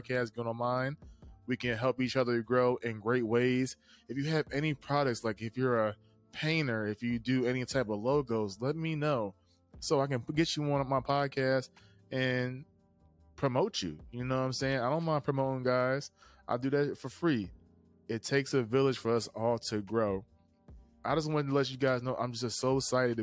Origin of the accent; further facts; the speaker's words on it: East Coast, United States; I'm a kid from the East Coast